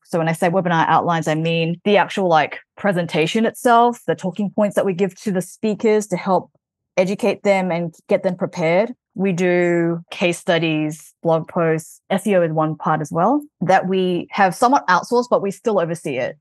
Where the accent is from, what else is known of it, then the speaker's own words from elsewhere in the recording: Melbourne, Victoria, Australia; moved away as an adult; also born or lived in New York / Hawaii; now in Los Angeles, United States; I'm originally from Melbourne, Australia, but I moved to the U S in two thousand and thirteen